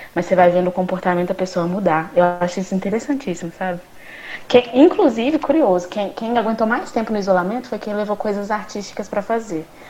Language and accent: Portuguese; Uberlândia, Minas Gerais, Brazil; também sou de Berlândia com os meninos e estudei aqui em Berlândia